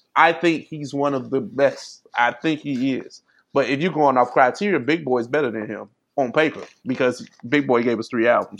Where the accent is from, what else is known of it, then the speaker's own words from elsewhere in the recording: East St. Louis, Illinois, United States; I grew up in St. Louis. I mean, I'm from East St. Louis, which is basically the St. Louis area